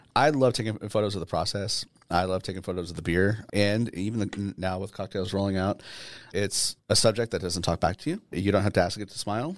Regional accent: Southern New Hampshire, United States; moved away; I am from Southern, uh, Southern New Hampshire

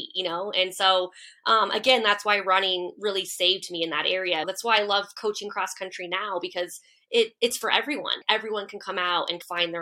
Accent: Durango, Colorado, United States; now in Boulder, United States; Durango is where it all started for me

